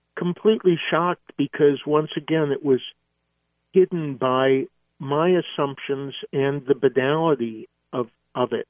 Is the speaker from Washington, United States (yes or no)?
yes; Seattle, Washington, United States; did go to the Moore Theater in Seattle, my hometown